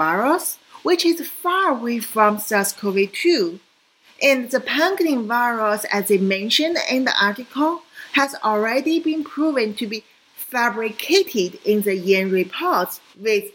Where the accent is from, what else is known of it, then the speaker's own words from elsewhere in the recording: China; moved away; also born or lived in Hong Kong; I came from China